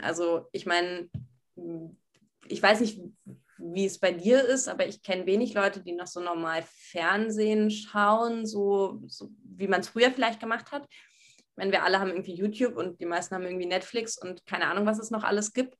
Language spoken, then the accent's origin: German; Berlin, Germany; Ich bin in Berlin Alt-Pankow zur Schule gegangen